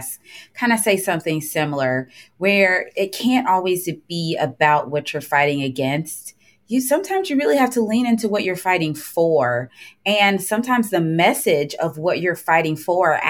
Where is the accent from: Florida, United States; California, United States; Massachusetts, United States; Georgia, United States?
Georgia, United States; I'm from Georgia